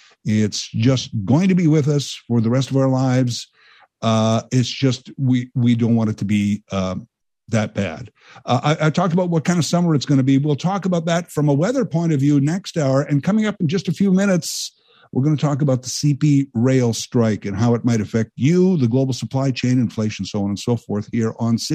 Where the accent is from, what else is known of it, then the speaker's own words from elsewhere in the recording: Canada; And let me add, I'm a Canadian hero. There are millions of us.